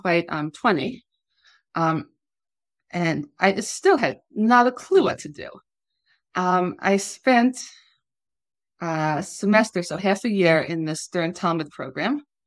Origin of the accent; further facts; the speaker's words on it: Long Island, New York, United States; moved away as an adult; also born or lived in Massachusetts; now in Israel; I grew up on Long Island as the second of seven children